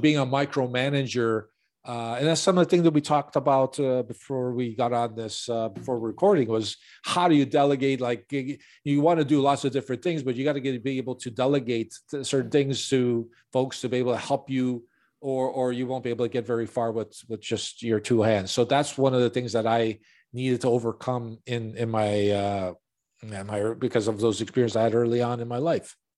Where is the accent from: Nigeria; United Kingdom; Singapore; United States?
United States; Chicago, Illinois; born and raised in Chicago on the north side